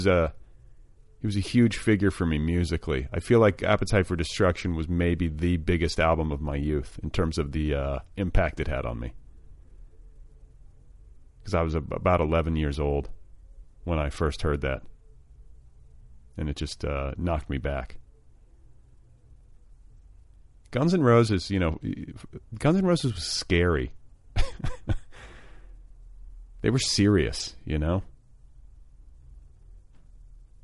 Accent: Indiana, United States; moved away; I grew up with David Letterman, and I grew up in Indiana

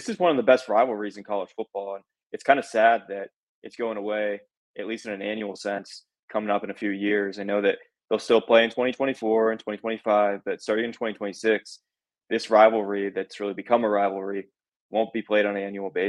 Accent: Pennsylvania, United States; now in Columbus, United States; I'm from Pennsylvania, not a Penn State fan by any means, but from PA.

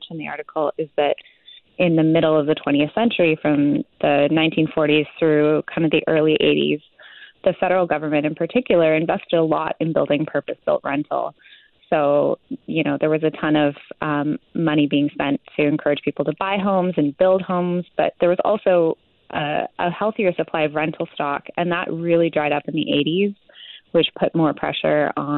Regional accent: Vancouver, British Columbia, Canada; as someone who grew up here

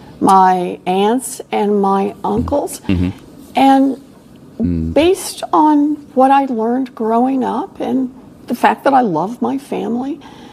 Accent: Oklahoma, United States; I grew up in Oklahoma.

